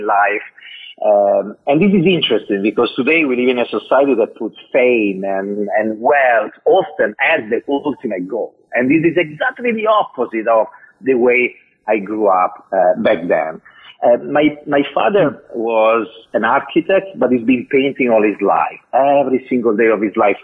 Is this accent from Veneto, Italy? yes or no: no; a little town outside of Milan, Lombardy, Italy; accent: Italian; from the North; English is a second language; moved away as an adult; also born or lived in United States; as you can hear from my accent, I'm Italian. I was born there 47 years ago in a little town outside of Milan